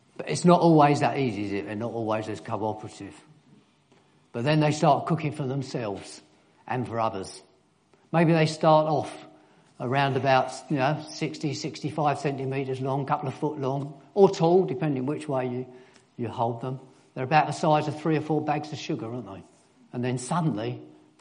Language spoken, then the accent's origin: English; London, United Kingdom; also born or lived in Germany; I was born in East London.